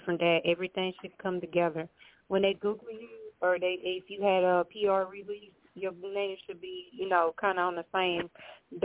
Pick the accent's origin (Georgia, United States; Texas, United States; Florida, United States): Georgia, United States; Atlanta; accent: country; I'm from Atlanta